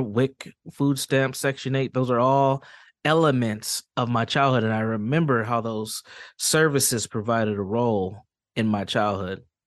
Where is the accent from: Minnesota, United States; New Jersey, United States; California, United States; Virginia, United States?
Minnesota, United States; Saint Paul; I'm from Saint Paul, Minnesota, born and raised